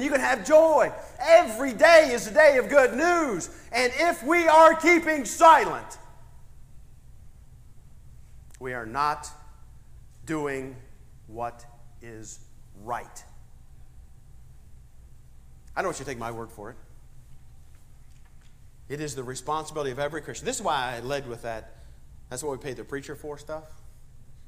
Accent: Ohio, United States; I'm from Ohio.

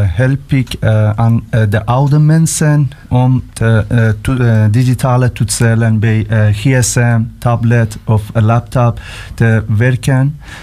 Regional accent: Iran; Dutch is a second language; moved away as an adult; now in Belgium; we komen uit Iran

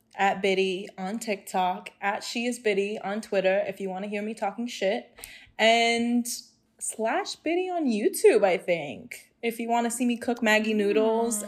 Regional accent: Hong Kong; I was born and raised in Hong Kong, went to a British school

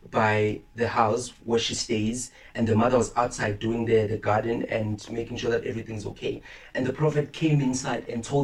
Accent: Limpopo, South Africa; Listen, I'm from Limpopo

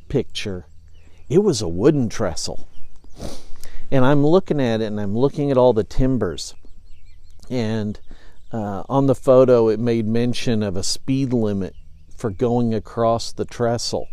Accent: Effingham, Illinois, United States; it's my hometown, it's where I grew up

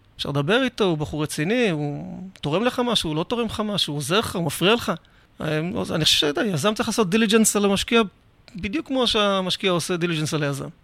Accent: Rishon LeZion, Central District, Israel; אני גדלתי בראשון לציון

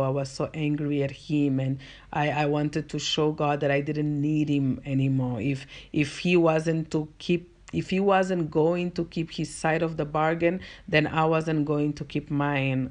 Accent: Angola; first language Portuguese; English is a second language; moved away as an adult; now in South Africa; I'm from Angola, and if you're not from Africa, Angola is a country in the African continent, and our first language is Portuguese. Uh, so that's why I've got an accent.

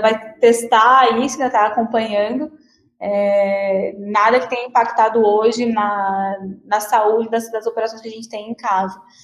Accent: Paraná, Brazil; sou do Paraná

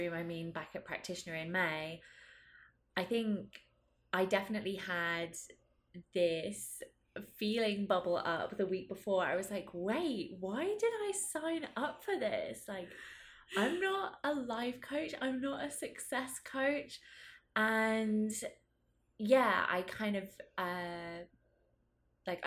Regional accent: United Kingdom; I'm also British

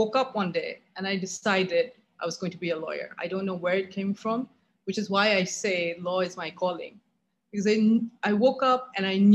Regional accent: Chittagong, Chittagong Division, Bangladesh; moved away as an adult; I was born in Chittagong, now Chattogram, and I grew up there. I was there up till the age of 18.

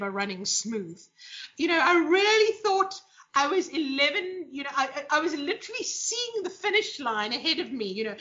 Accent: South Africa; the last generation in South Africa that literally had to choose between marriage and career

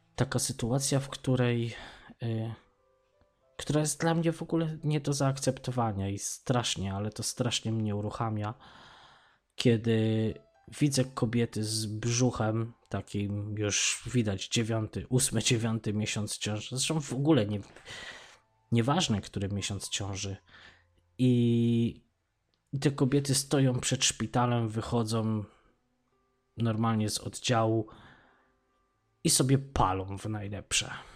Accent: Poland; moved away as an adult; ja wyjechałem z Polski lat temu, to już będzie z 15

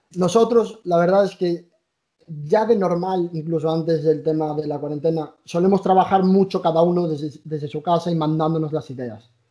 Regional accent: A Coruña, Galicia, Spain; Somos gallegos, somos de La Coruña.

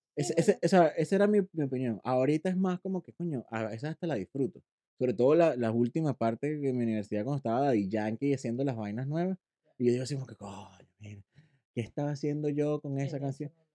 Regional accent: Puerto La Cruz, Anzoátegui, Venezuela; accent: caraqueño; moved away; also born or lived in Caracas, Venezuela / Puerto Píritu, Venezuela / Chile / Ecuador; me crié y soy oriental, puertocruzano, porque me crié entre Puerto La mm. Cruz y Puerto Píritu

